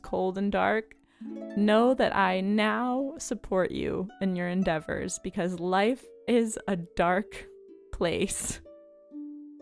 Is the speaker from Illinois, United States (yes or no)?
yes; Chicago, Illinois, United States; I am a Chicagoan and overall Midwesterner